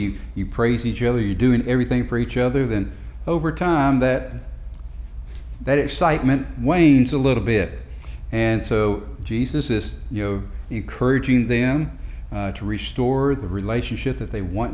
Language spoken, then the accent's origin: English; Marietta, Georgia, United States; I grew up in Marietta, Georgia